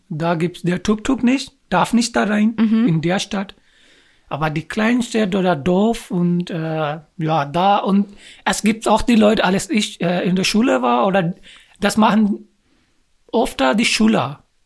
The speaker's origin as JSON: {"language": "German", "country": "Pakistan", "second_language": "German", "moved": "yes", "lives_now": "Germany", "said": "ich bin aus Pakistan"}